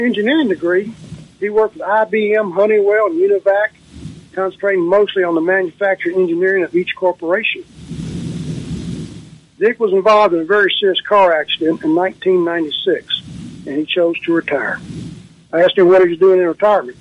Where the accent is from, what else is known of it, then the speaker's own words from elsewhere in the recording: Raleigh-Bartlett, Tennessee, United States; the Raleigh Bartlett Star, my hometown paper